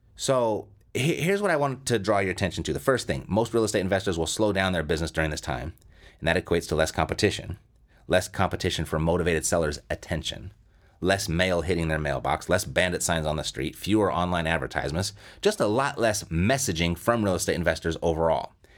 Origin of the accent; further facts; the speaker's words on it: Southern California, United States; I'm born and raised in Southern California